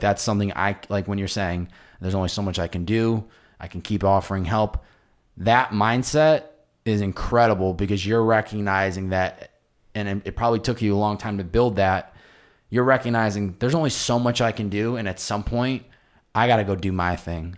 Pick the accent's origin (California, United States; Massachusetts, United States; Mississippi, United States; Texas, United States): Massachusetts, United States; where I grew up in Massachusetts